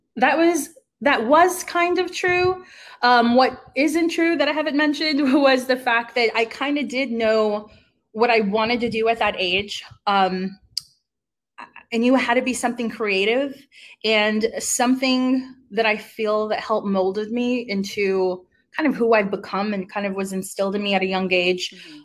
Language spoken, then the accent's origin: English; Uvalde, Texas, United States; moved away as an adult; also born or lived in Atlanta, Georgia; now in San Antonio, United States; I came from a really small town in Uvalde, Texas